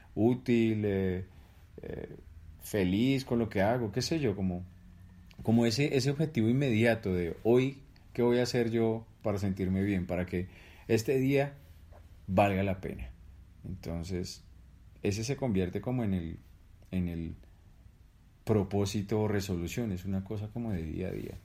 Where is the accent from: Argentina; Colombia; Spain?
Colombia